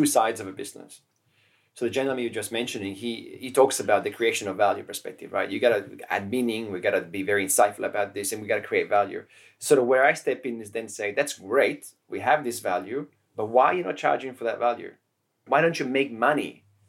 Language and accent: English; Turin, Piedmont, Italy; also born or lived in Cuneo; now in Barcelona, Spain; Cuneo is where I was born. Torino is where I grew up in Italy